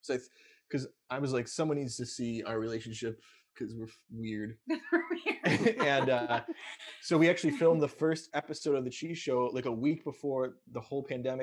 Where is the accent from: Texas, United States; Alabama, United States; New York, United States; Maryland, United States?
New York, United States; Buffalo; now in New York City, United States; I'm from New York State, so I'm actually from Buffalo, which is way as west as you can get, right by Niagara Falls.